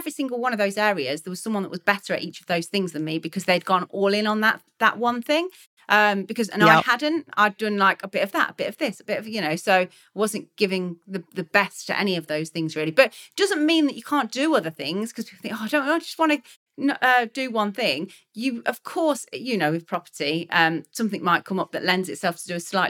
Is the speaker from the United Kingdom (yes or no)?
yes; Leicester, East Midlands, United Kingdom; I'm from Leicester and I used to speak about Leicester City, that's my football team